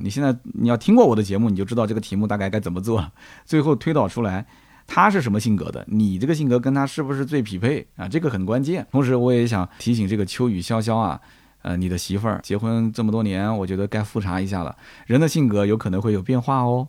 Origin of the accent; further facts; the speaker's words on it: Nanjing, Jiangsu, China; 我还是南京郊区的啊，就是比较的闭塞